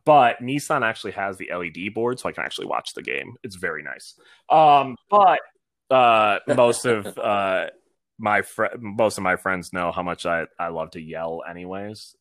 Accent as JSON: {"language": "English", "town": "Ann Arbor", "region": "Michigan", "country": "United States", "moved": "yes", "lives_now": "Nashville, United States", "said": "being from Michigan, I'm from Ann Arbor, so I am University of Michigan all the way through"}